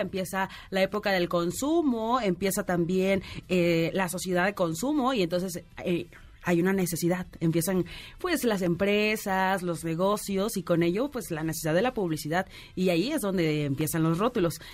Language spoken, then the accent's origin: Spanish; Oaxaca, Mexico; soy de Oaxaca